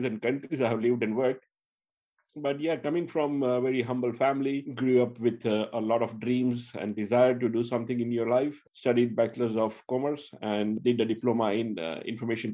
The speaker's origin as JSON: {"language": "English", "town": "Jamnagar", "region": "Gujarat", "country": "India", "tie": "born or raised there", "also_born_or_lived": "Patna, Bihar / Ahmedabad / Pune / Hyderabad", "moved": "as an adult", "said": "I born and brought up there, moved around, studied a little bit in Bihar, then came back again in Jamnagar, Gujarat. I did my schooling there."}